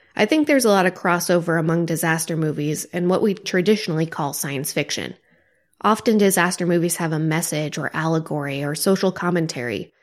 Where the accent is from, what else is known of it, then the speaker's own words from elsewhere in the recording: Joplin, Missouri, United States; my hometown, Joplin, Missouri, was hit by an F five tornado